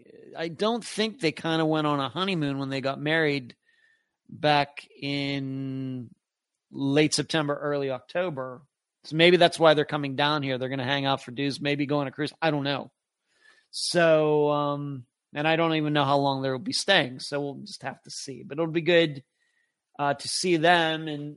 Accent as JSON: {"language": "English", "region": "Pennsylvania", "country": "United States", "also_born_or_lived": "Las Vegas", "accent": "Western Pennsylvania", "said": "going from Pennsylvania to Las Vegas to Florida. I've certainly lost some of my Western Pennsylvania accent, although I can still hear it in the podcast once in a while."}